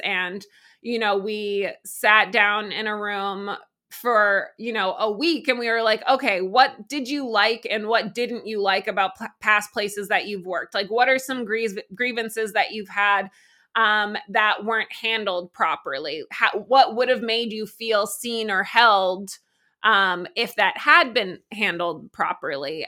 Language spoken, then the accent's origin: English; Massachusetts, United States; also born or lived in New York City; now in Vermont, United States; I am originally from Massachusetts, uh, but I, you know, became a human being in New York City